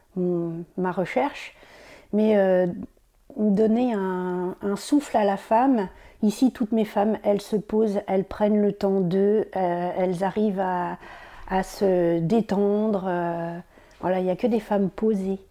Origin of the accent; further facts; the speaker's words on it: Champagne, Grand Est, France; moved away as an adult; now in Brittany, France; Ça fait presque 20 ans que j'habite en Bretagne. Normalement, je suis champenoise